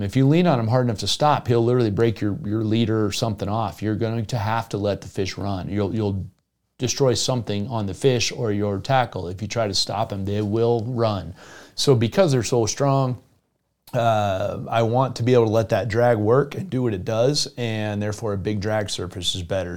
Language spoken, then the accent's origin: English; Jupiter, Florida, United States; now in Colorado, United States; I grew up in Jupiter, Florida, where snook is king.